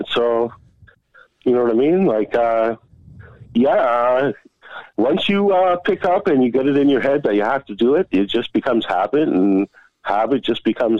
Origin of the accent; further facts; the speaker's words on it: Blackie, Alberta, Canada; also born or lived in East York / Calgary; back in 77, and my dad got out, and we moved to this little town of 350 people called Blackie, Alberta.